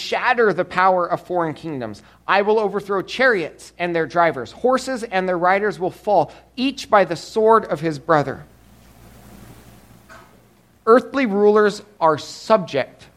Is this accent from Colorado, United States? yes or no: yes; Colorado, United States; Growing up, Emily and I grew up in Colorado. Emily grew up on the farm, I grew up in the town